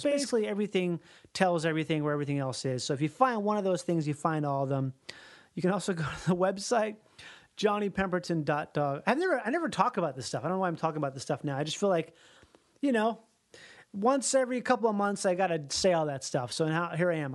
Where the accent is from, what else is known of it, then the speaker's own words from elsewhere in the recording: Minnesota, United States; I grew up in Minnesota. Uh, but my mom's from Louisiana